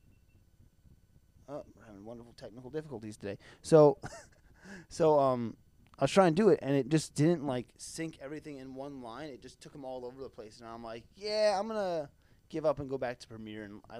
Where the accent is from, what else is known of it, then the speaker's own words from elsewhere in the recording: East Coast, United States; moved away; I'm from the East Coast originally